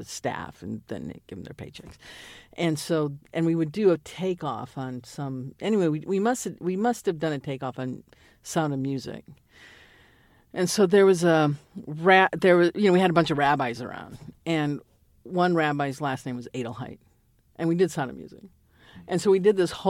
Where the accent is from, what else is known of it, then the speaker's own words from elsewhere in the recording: Champaign, Illinois, United States; I grew up in Champaign, Illinois